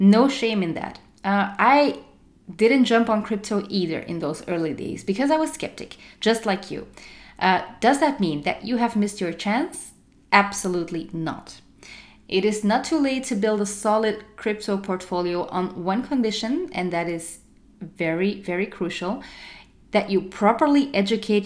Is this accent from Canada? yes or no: no; Antwerp, Flanders, Belgium; my hometown, Antwerp